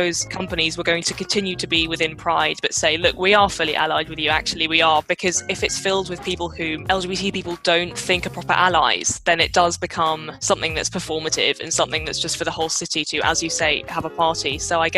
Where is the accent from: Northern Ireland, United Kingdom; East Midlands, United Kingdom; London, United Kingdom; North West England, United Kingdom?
London, United Kingdom; as a Londoner